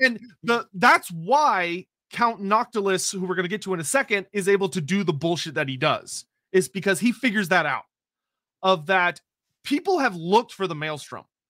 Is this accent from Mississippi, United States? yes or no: no; Texas, United States; I'm Texan